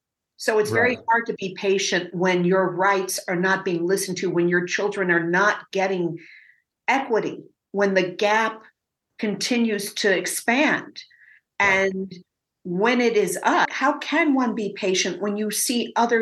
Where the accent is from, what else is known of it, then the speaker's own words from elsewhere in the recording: Evanston, Illinois, United States; tell something to as a self-described is a liberal Evanstonian. Because I have heard so often, but we're from Evanston, and not just white, but Black as well. We are different.